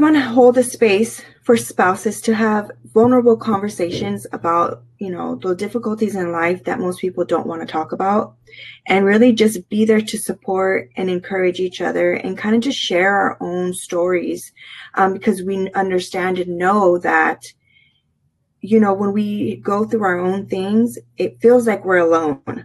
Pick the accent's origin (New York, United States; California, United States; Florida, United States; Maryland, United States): California, United States; moved away as an adult; now in Virginia, United States; we are originally from California, born and raised